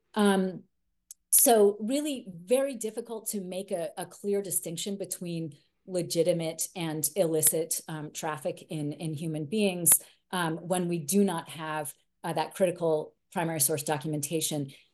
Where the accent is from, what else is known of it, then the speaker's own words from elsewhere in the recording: Brewster, Massachusetts, United States; moved away as an adult; also born or lived in West Africa; I was living in Brewster, my hometown, where I was born